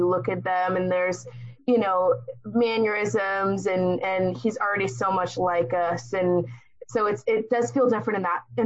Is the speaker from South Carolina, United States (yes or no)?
no; San Diego, California, United States; growing up in San Diego